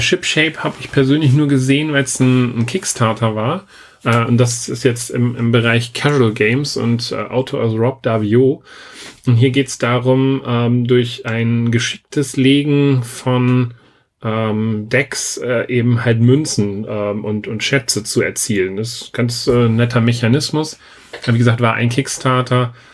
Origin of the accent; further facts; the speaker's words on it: Germany; bei uns in Deutschland